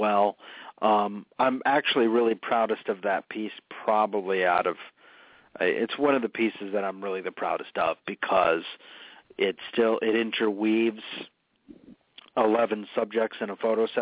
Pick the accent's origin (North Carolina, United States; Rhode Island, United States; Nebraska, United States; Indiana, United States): Rhode Island, United States; North Smithfield; also born or lived in London; Slatersville is my hometown, actually. It's in northern Rhode Island in the town of North Smithfield